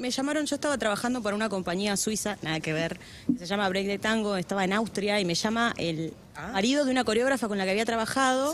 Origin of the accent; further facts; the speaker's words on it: Santa Cruz, Argentina; moved away; yo soy de Santa Cruz